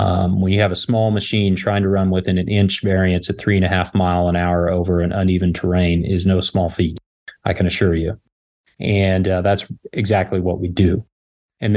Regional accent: Kansas, United States; also born or lived in Los Angeles; I grew up in Kansas, farming on both sides of the family. Went to K-State, a couple degrees there, went

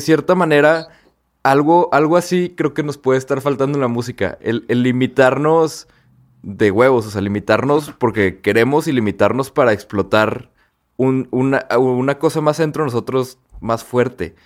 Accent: Torreón, Coahuila, Mexico; porque nosotros somos de Torreón

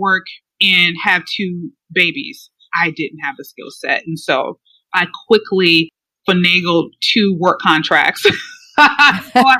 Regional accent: Chicago, Illinois, United States; moved away as an adult; now in Atlanta, United States; I am from the Chicago area, south suburbs of Chicago. I was born and raised there

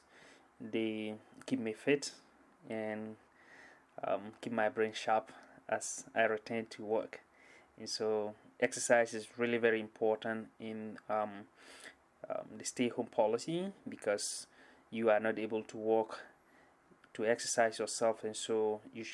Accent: Ghana; moved away as an adult; now in Seattle, United States; I come from Ghana.

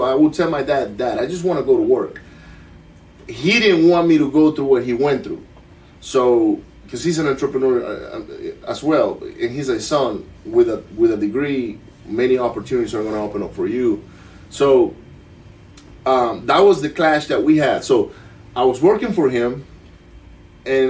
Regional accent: Maracaibo, Zulia, Venezuela; English is a second language; moved away as an adult; also born or lived in Miami; now in Katy, United States; I grew up in Venezuela, Maracaibo, which is a city where every kid gets bullied

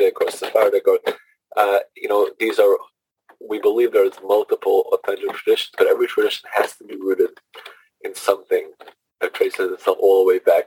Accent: New York City, New York, United States; moved away as an adult; also born or lived in San Diego / Fort Worth / Miami; now in Huntington, United States; I grew up in Brooklyn, New York, in the neighborhood of called Flatbush

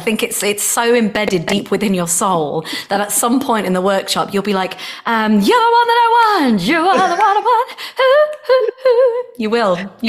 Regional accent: Nuneaton, West Midlands, United Kingdom; now in United States; Yeah, I would watch the sunset from Mount Judd. Those that are from Nuneaton will know

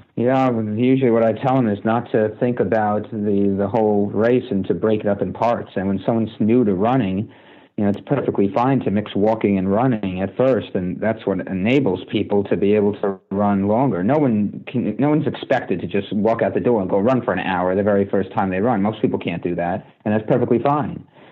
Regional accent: United States; also born or lived in New Jersey; I grew up playing baseball in New York and New Jersey

